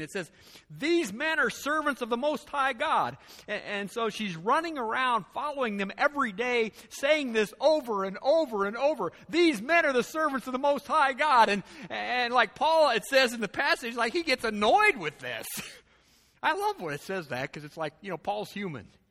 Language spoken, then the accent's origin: English; United States